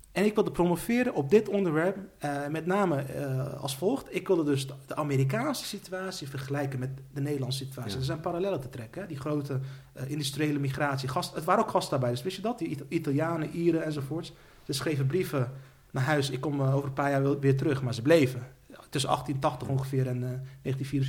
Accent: Netherlands; ik ben Nederlander, maar als je toch, als je toch eh, wil kwalificeren, dan, dan ben ik een Turkse Nederlander

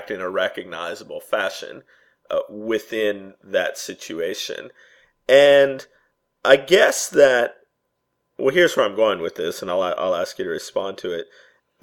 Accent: United States; I'm speaking as an American

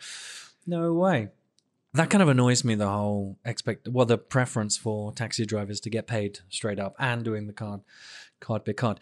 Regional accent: England, United Kingdom; moved away; I'm so English

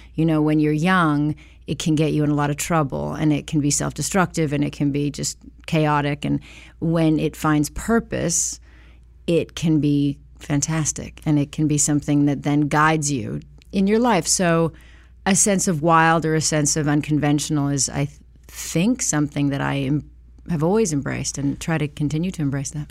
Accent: Los Angeles, California, United States; I was born in Hollywood, Cedar Sinai

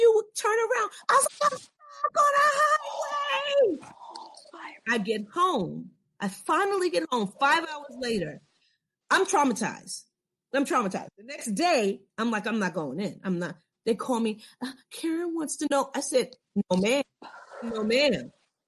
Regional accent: New York, United States; moved away; I'm from New York

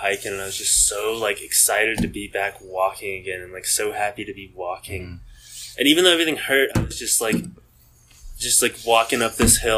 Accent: Dallas, Texas, United States; From Dallas, Texas

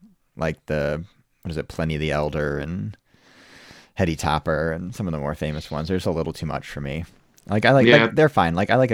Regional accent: Wethersfield, Connecticut, United States; which is a fairly new microbrew that popped up actually in my hometown of Wethersfield, Connecticut.

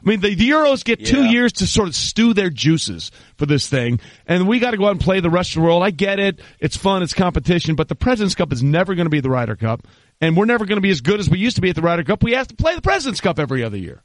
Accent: Greenwich, Connecticut, United States; growing up in Greenwich

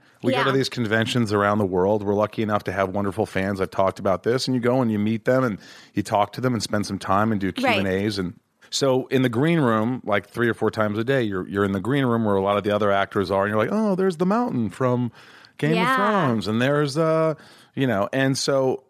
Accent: Newburgh, Indiana, United States; also born or lived in New York; I was born in New York, but I grew up in a small town in Newburgh, Indiana.

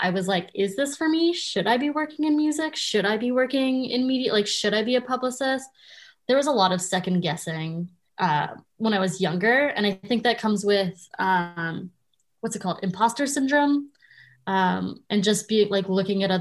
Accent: Canada; I, as most Canadian kids, wanted to be a Much Music VJ

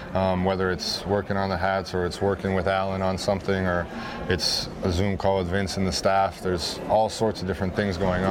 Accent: Wisconsin, United States; I'm from Wisconsin

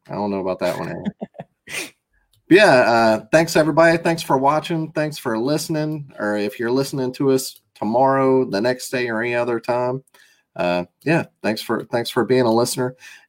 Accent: Biloxi, Mississippi, United States; moved away; I'm from Biloxi, from the coast

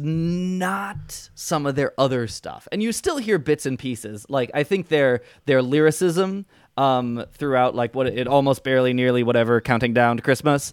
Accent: suburbs of Chicago, Illinois, United States; I grew up in John Hughes' territory

